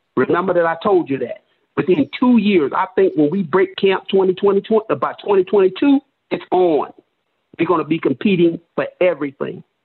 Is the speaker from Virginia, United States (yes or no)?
no; New York City, New York, United States; I'm from New York, from Brooklyn